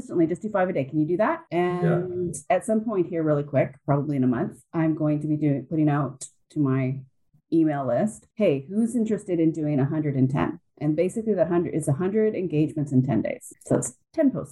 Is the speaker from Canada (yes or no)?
yes; Canada; I'm Canadian